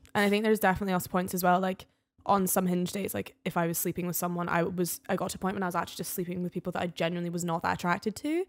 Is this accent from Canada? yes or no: no; the Highlands, Scotland, United Kingdom; now in Edinburgh, United Kingdom; I'm from the Highlands